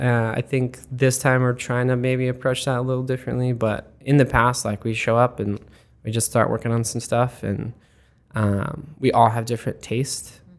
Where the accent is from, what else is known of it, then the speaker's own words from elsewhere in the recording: Arizona, United States; moved away as an adult; also born or lived in Florida; now in Columbus, United States; originally I'm from Arizona